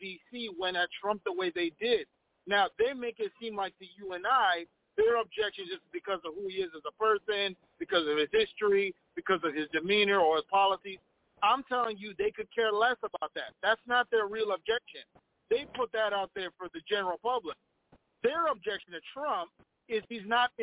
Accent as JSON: {"language": "English", "region": "Minnesota", "country": "United States", "said": "I'm from Minnesota."}